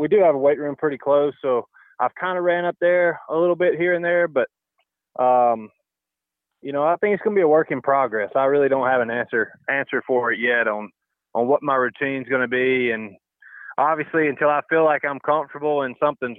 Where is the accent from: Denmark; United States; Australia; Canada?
United States; the South; moved away; growing up in the South, and that's our version of fun.